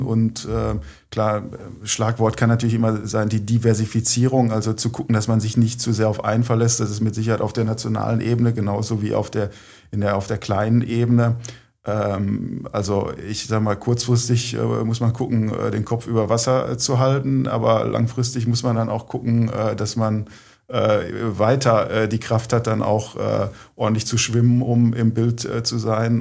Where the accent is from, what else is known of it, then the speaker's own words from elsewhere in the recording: Herne, North Rhine-Westphalia, Germany; Ich bin ja ein gebürtiger Herner